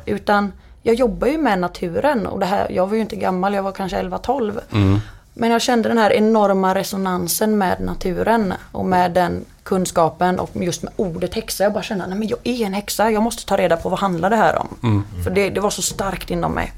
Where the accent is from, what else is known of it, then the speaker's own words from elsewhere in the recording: Partille, Västra Götaland, Sweden; now in Ljungskile, Sweden; jag växte upp utanför Göteborg i en liten ort som heter Partille